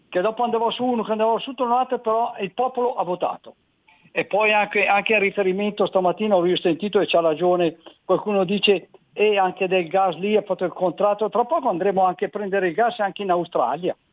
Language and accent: Italian; Gallarate, Lombardy, Italy; born there; now in Cardano al Campo, Italy; sono nato, son nato, a Gallarate, però adesso sono qui ai confini, però vorrei ritornare a Gallarate.